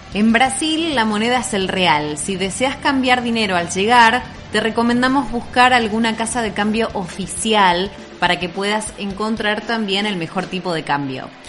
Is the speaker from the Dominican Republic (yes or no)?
no; Argentina; nuestra querida Argentina